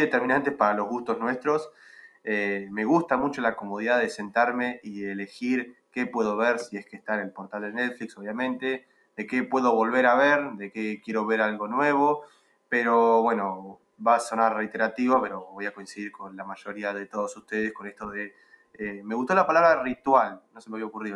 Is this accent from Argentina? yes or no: yes; Argentina; dentro de Argentina me muevo por algún otro lado que no sea acá